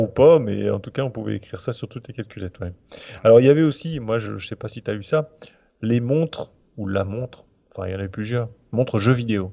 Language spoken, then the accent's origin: French; Normandy, France; je je viens de Normandie